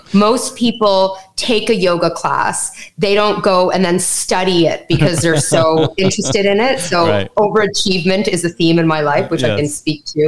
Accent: Canada; accent: Canadian; My parents immigrated to Canada, so I'm Canadian. You're going to hear the Canadian in my accent when I say things like out and about in Canada.

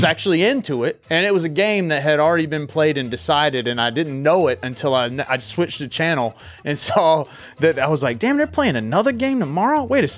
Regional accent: North Carolina, United States; Growing up in North Carolina, man, pretty much everybody's a Braves fan.

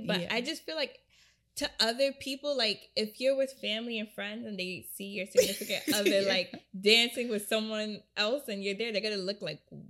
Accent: Jamaica; So, I'm Jamaican.

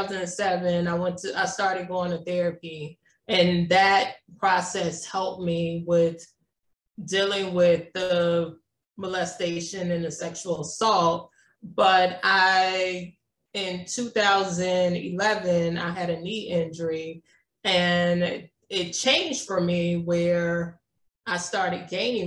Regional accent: Jonesboro, Louisiana, United States; I grew up in a small town in Louisiana. It's called Jonesboro.

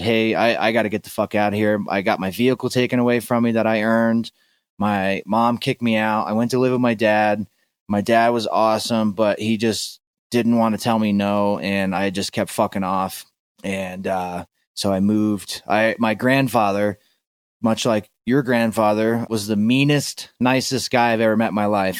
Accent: Florida, United States; also born or lived in Tennessee; I grew up in Florida and I split my time between Florida and Tennessee

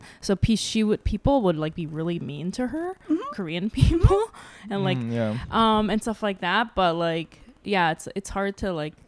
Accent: Northern Mariana Islands; born or raised there

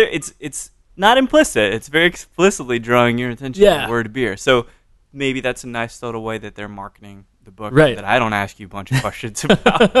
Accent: Katy, Texas, United States; I'm from Katy, God forbid.

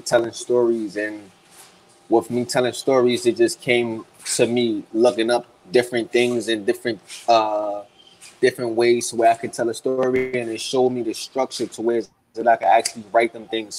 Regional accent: New York City, New York, United States; Growing up in Harlem

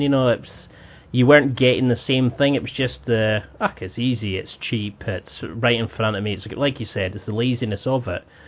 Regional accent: Highlands of Scotland, United Kingdom; I grew up in the Highlands of Scotland

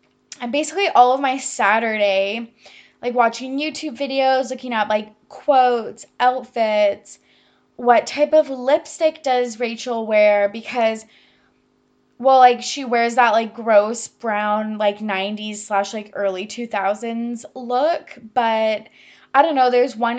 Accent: Massachusetts, United States; accent: Boston; But that is my Boston accent. Don't at me. I know it's literal trash.

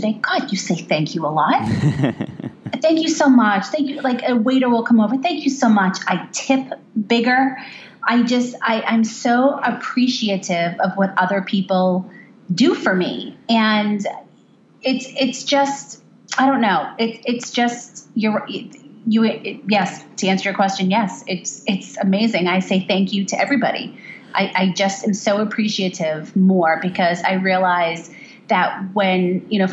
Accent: Boston, Massachusetts, United States; I am from Boston

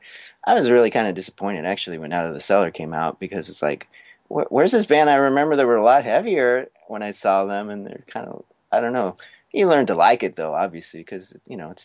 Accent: San Francisco Bay Area, California, United States; I was born in the Bay Area

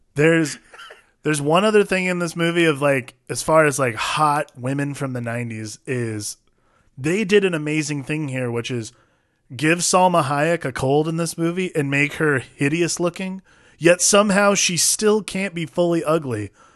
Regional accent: Ohio, United States; I grew up in Ohio

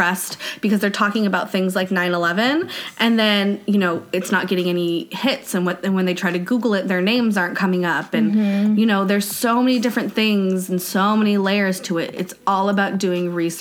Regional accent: United States; As an American citizen

